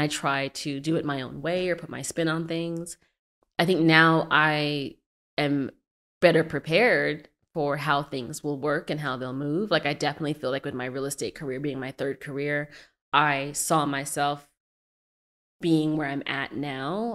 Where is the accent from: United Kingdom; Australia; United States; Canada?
United States; Arizona; moved away as an adult; now in Brooklyn, United States; I was born in Brooklyn, but I'm not from Brooklyn. I grew up in Arizona